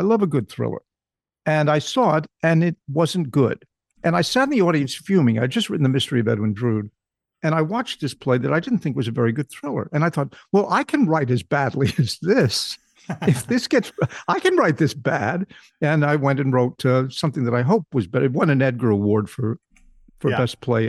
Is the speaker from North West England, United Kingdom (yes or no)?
yes; North West England, United Kingdom; born there; I was born much to my surprise, just outside Manchester, England